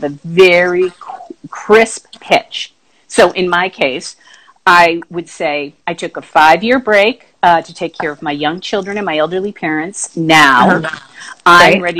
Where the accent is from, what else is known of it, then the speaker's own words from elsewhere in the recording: Boston, Massachusetts, United States; moved away; I am from Boston originally